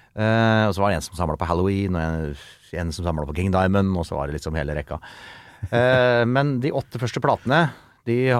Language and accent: Norwegian; Kongsvinger, Innlandet, Norway; alle kameratene fra Kongsvinger, der jeg er fra